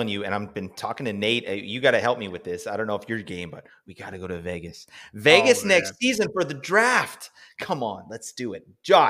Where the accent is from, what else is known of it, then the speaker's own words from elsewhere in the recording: Canada; I'm Canadian